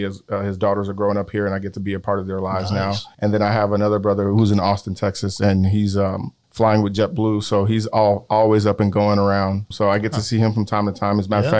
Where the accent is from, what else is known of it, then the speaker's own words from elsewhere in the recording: Nigeria; now in Houston, United States; I was born here in Houston, but at a very young age, my parents took me to Nigeria, where I grew up for about the latter part of the 6 years I was there.